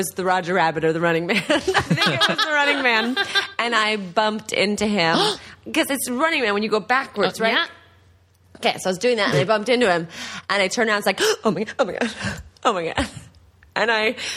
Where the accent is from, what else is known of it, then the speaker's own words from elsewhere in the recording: the Bay Area, California, United States; I'm from the Bay Area